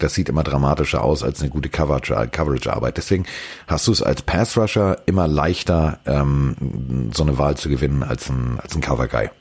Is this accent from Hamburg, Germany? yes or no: yes; Hamburg, Germany; als Hamburger